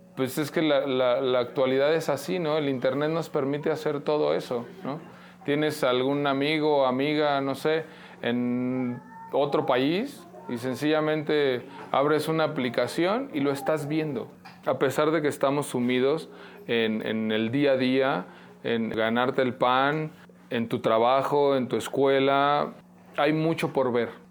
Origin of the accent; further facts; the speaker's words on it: Mexico; Como mexicanos, a final de cuentas, trabajamos